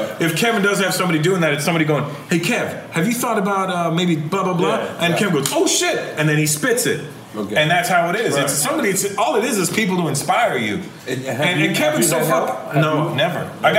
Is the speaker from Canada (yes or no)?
yes; Toronto, Ontario, Canada; not because I'm from Toronto